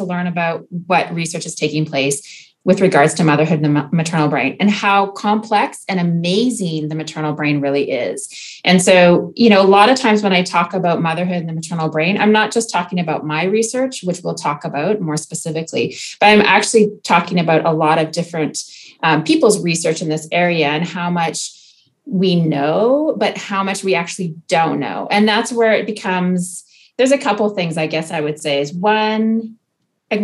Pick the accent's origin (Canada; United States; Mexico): Canada; Okanagan, British Columbia; moved away as an adult; now in France; I'm Canadian. I grew up in the Okanagan